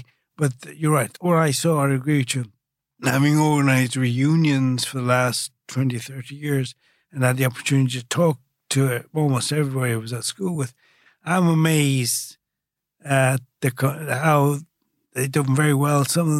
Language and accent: English; Brazil; born there; So I was born in Brazil, came from a different background altogether